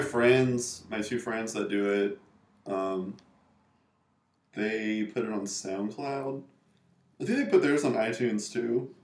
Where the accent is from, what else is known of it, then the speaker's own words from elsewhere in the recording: Raleigh, North Carolina, United States; also born or lived in New York; now in Carrboro, United States; I am originally from the capital, which is Raleigh, which is right in the middle of the state